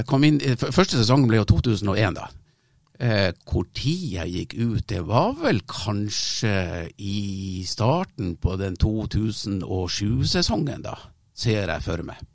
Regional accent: Southwestern Norway, Norway; Jeg er egentlig fra Sør-Vestlandet.

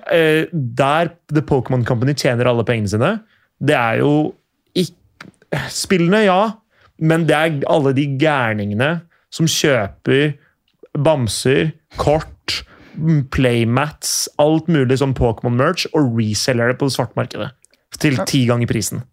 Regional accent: Skiptvet, Østfold, Norway; da jeg vokste opp, i Skiptvet

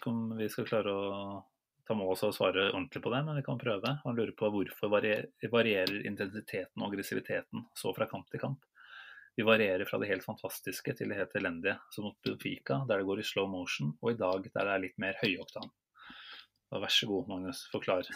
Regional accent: Norway; selv som nordmenn

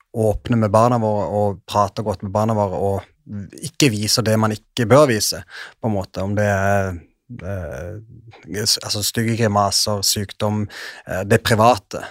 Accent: Sørlandet, Norway; Jeg er jo en ekte sørlending

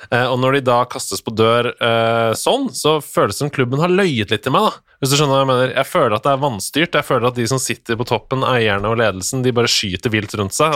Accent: Norway; som nordmann

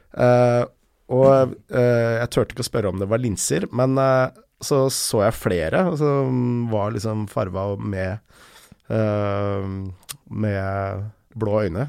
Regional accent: Lørenskog, Akershus, Norway; also born or lived in Enebakk / Snarøya; jeg bodde på Lørenskog til jeg var tolv år

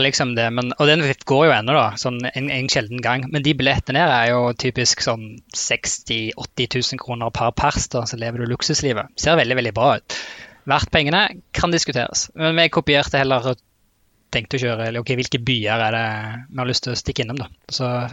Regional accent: Rogaland, Norway; accent: Rogaland-Stavanger dialect; moved away as an adult; also born or lived in Ålgård / Trondheim; now in Oslo, Norway; dialekten min er jo Rogaland-Stavanger-dialekt. Eh, familien min bor fremdeles på et sted som heter Ålgård

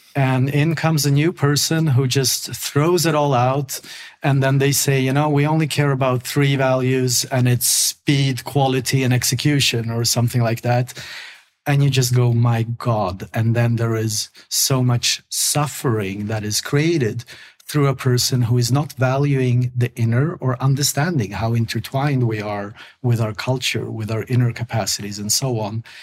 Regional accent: Sweden; English is a second language; I grew up in Sweden

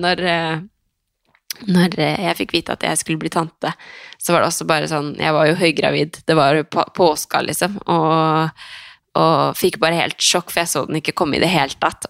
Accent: Skien, Telemark, Norway; now in Oslo, Norway; jeg har vært hjemme i Skien i helga og vært sammen med familien

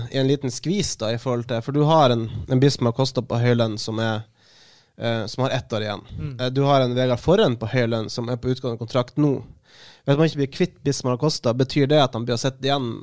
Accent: not far from Narvik, Northern Norway, Norway; Jeg er fra Nord-Norge, jeg er ikke så langt fra, fra, Narvik

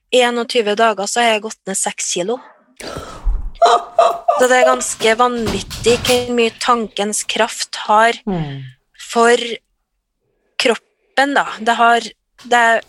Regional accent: Trøndelag, Norway; ja jeg er trønder. Eh, jeg er bosatt litt utafor Trondheim

